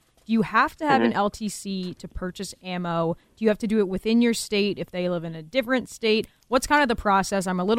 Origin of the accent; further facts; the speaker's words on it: Pennsylvania, United States; I'm from Pennsylvania